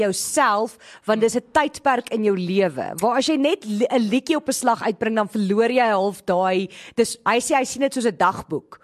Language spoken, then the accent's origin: Afrikaans; Groblersdal, Limpopo, South Africa; ek's in Groblersdal gebore